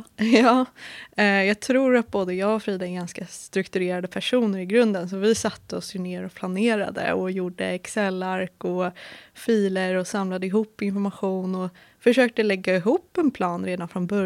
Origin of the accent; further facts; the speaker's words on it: Stockholm, Stockholm County, Sweden; moved away as an adult; now in Linköping, Sweden; Jag kommer från Stockholm och flyttade 2018 till Linköping för att plugga till civilingenjör i energi, miljö och management.